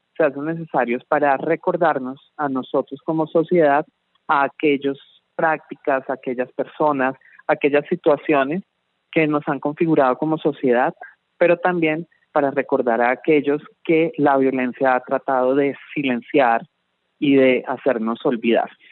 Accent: Colombia; lo que somos como colombianos

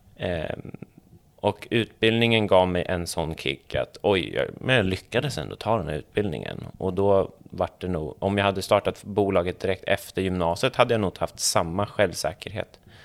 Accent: Småland, Sweden; jag är smålänning

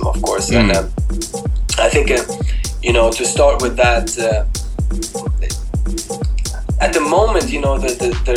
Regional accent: Sweden; But I grew up in Sweden

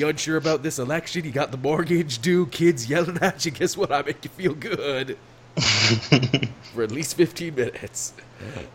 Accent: Canada; as a Canadian

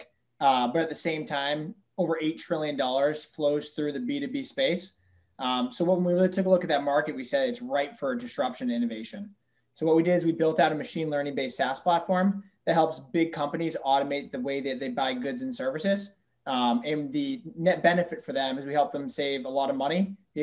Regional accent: Central Massachusetts, United States; I am from Central Mass, went to UMass Amherst

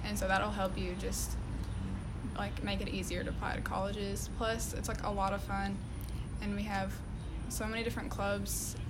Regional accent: Owensboro, Kentucky, United States; from Owensboro, Kentucky.

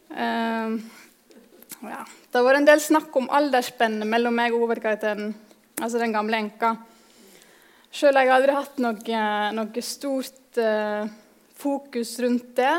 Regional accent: Nordfjordeid, Vestland, Norway; kommer jeg fra Nordfjordeid i Sogn og Fjordane

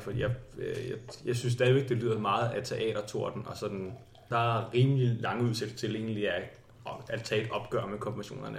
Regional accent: Slagelse, Zealand, Denmark; moved away as an adult; now in Copenhagen, Denmark; Oprindeligt er jeg fra Slagelse, og så flyttede jeg til København, sådan, da jeg skulle læse

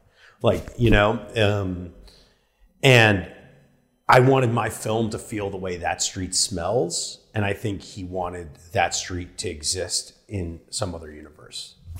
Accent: New York, United States; also born or lived in Hollywood, Los Angeles; now in Los Angeles, United States; that's part of the reason I live in Hollywood, because it's like living in a city. I'm from New York, so it reminds me of that a little bit.

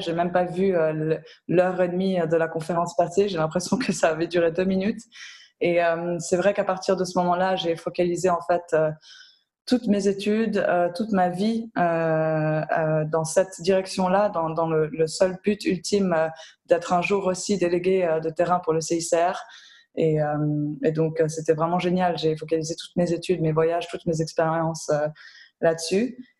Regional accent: Geneva, Switzerland; also born or lived in Belgium / Lebanon; j'ai grandi à Genève aussi, hein, entourée d'organisations internationales partout

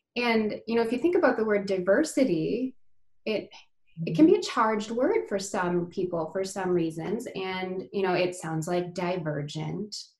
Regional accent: United States; I'm Indian uh, as far as my uh, my heritage and my culture, but I, I was born and raised in the US

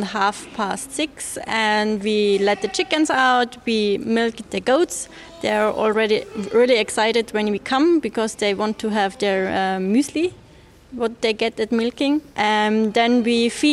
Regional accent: Upper Austria, Austria; I'm from Upper Austria

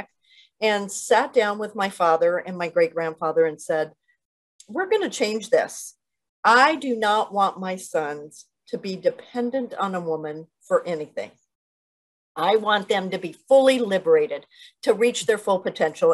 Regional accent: northern Mexico, Mexico; grew up in a cattle ranching family in northern Mexico

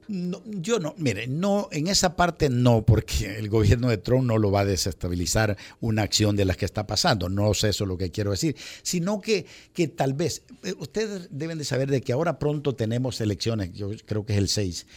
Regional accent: El Salvador; moved away; also born or lived in United States; como latino, como salvadoreño

